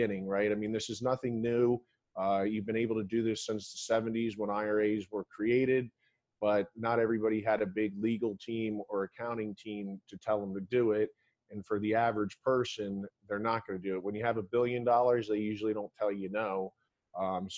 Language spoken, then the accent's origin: English; Florida, United States; I grew up in Florida